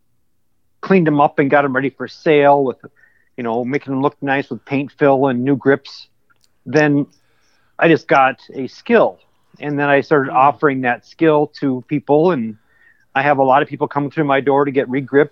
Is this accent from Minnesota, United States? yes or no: yes; Austin, Minnesota, United States; also born or lived in Clear Lake, Minnesota; dead center of Minnesota is a small town called Austin, Minnesota. That's my hometown.